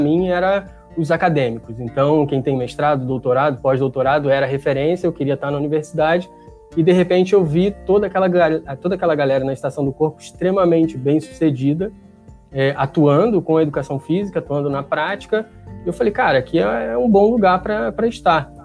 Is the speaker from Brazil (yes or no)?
yes; Rio de Janeiro, Brazil; vim de Padre Miguel, assim, meus pais não têm ensino fundamental completo, é gente muito, muito simples